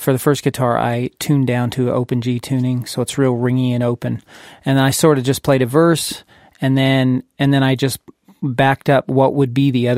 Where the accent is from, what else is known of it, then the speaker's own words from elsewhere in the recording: California, United States; I grew up in California